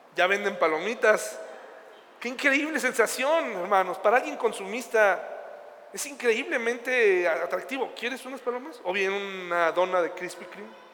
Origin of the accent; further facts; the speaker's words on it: Mexico; yo soy mexicano, aquí pienso estar, aquí voy a echar raíces en mi ciudad